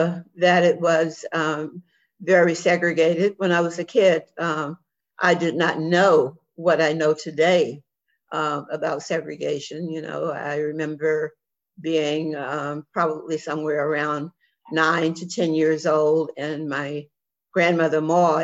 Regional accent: Washington, District of Columbia, United States; I grew up in Washington, D.C., when it was a very, still very segregated city. And so I I lived in an African-American community, attended schools that were students, all African-Americans.

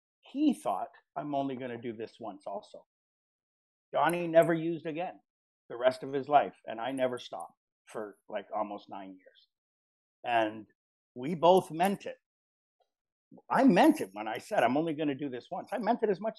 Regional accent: Richmond Hill, Ontario, Canada; growing up, I grew up in Richmond Hill

